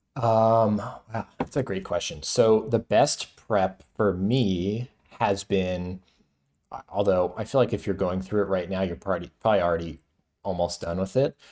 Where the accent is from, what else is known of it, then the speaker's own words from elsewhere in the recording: Florida, United States; now in New York, United States; I'm from Florida, too